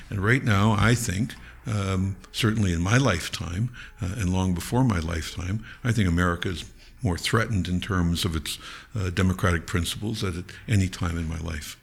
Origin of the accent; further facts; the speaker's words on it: Niagara Falls, Ontario, Canada; I grew up in Niagara Falls